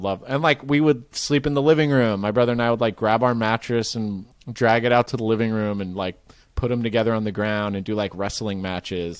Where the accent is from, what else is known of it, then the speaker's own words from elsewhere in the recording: Marin, California, United States; I grew up in Marin, which is just north of it